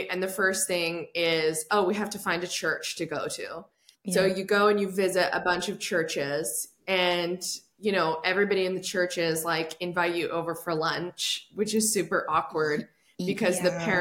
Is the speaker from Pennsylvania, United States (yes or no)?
no; Bend, Oregon, United States; I was born in Bend, Oregon, and there was a super conservative church that my parents went